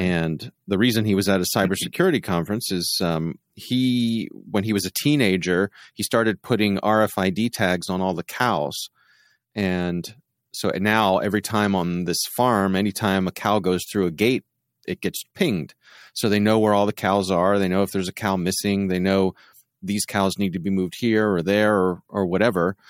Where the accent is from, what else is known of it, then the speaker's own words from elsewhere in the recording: Baltimore, Maryland, United States; I was from the Baltimore area